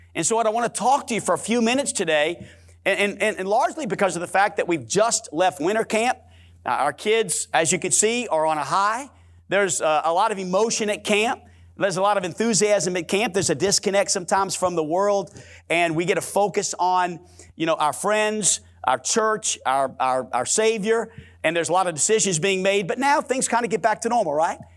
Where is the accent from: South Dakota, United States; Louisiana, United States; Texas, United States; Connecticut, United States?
Louisiana, United States; New Orleans; I'm born and raised in New Orleans, Louisiana, and I can say it like it's supposed to be said, New Orleans